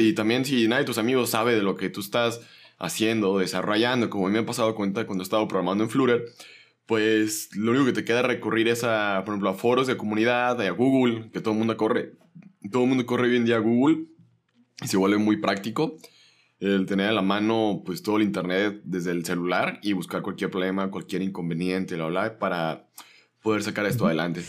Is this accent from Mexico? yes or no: yes; Mexico